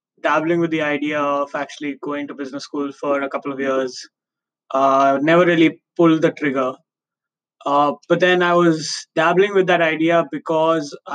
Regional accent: Mumbai, Maharashtra, India; moved away as an adult; growing up in Bombay, I was like, I want to move to a bigger city

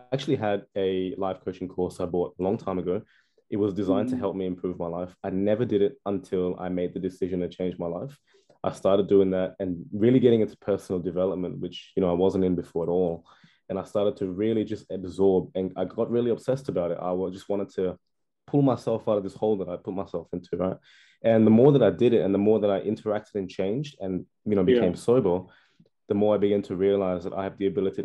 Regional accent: Perth, Western Australia, Australia; I'm from Australia. I'm from Perth, Western Australia.

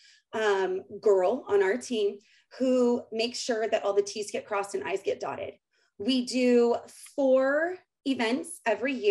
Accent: Southern California, United States; I am from Southern California.

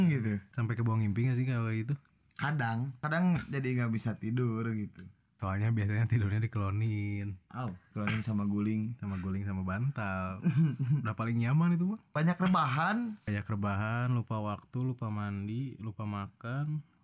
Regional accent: Tasikmalaya, West Java, Indonesia; kecuali kalau daerah kabupaten apalagi kalau di kota gue di Tasik apa tuh mahal gak kosan

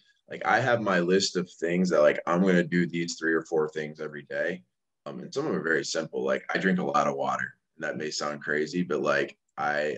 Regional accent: Bryan, Ohio, United States; moved away; my hometown in Tiny Bryan, Ohio.

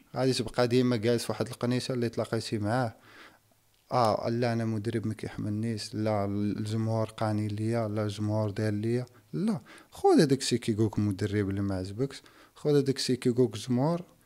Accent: Casablanca, Casablanca-Settat, Morocco; اللي كبرنا فيها في كازا

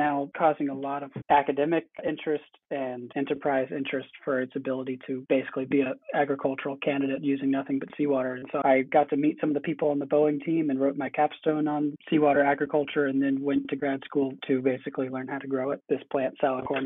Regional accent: South Carolina, United States; I am from South Carolina

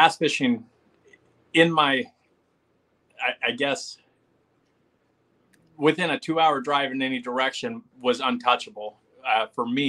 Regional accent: Gasquet, California, United States; born or raised there; also born or lived in Las Vegas, Nevada; now in Southern Oregon, United States

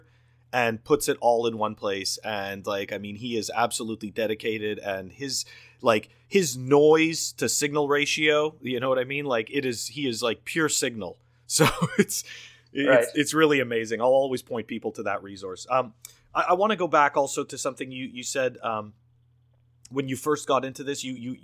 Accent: Canada; I come from Canada

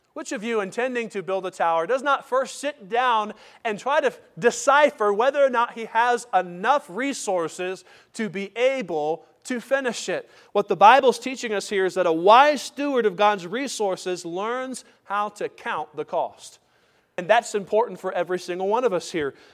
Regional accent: United States; as American Christians

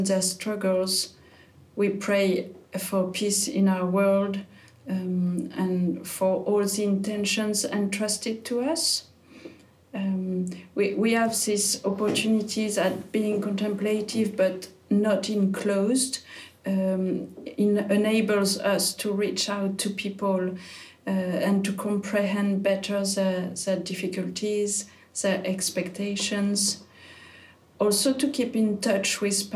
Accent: France; I'm French

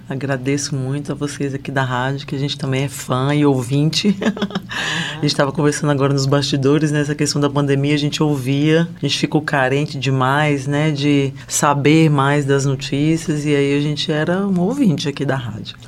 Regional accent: Recife, Pernambuco, Brazil; moved away; Eu sou nordestina

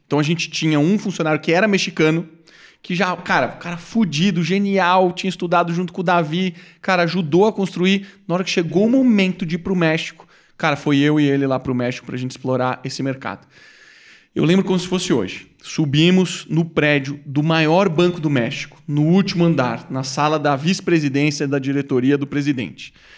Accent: Brazil; sou do Brasil

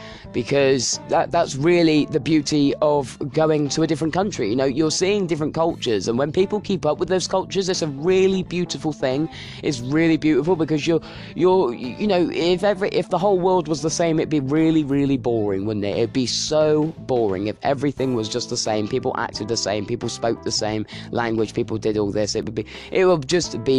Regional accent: United Kingdom; British people

